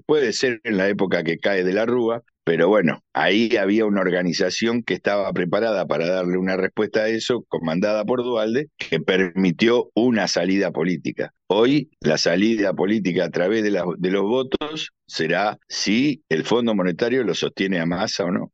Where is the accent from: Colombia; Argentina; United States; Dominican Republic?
Argentina; como argentino